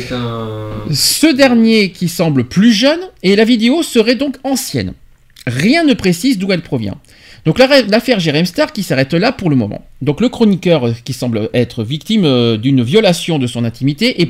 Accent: France; also born or lived in Alpes-de-Haute-Provence; chez nous en France, chez nous en France, chez nous dans le département du 04 alpes de provence

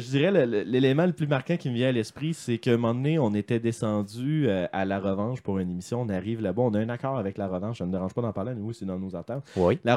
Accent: Lévis, Quebec, Canada; parce que moi, je suis de Lévis.

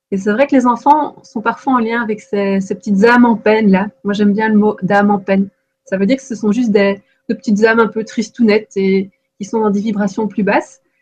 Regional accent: Belgium; il doit être en en Belgique, moi je suis belge, hein. on dit première primaire.

